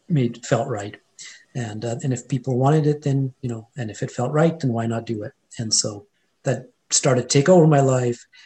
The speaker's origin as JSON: {"language": "English", "country": "India", "first_language": "Hindi", "second_language": "English", "said": "Sanskrit are kind of the ancient language the you know the root behind uh, my mother tongue which is actually Hindi um, and Punjabi"}